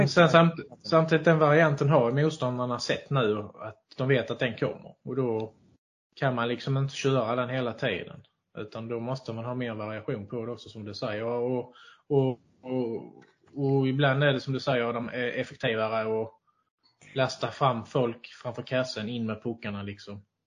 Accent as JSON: {"language": "Swedish", "region": "Skåne", "country": "Sweden", "accent": "Scanian", "said": "min skånska"}